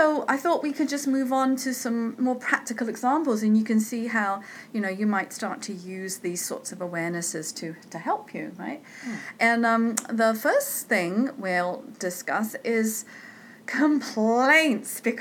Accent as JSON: {"language": "English", "country": "United Kingdom", "said": "I'm British."}